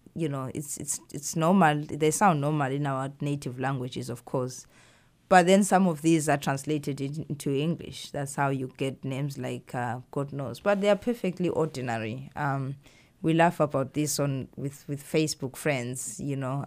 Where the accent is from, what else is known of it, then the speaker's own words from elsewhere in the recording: Zimbabwe; now in United States; I grew up in Zimbabwe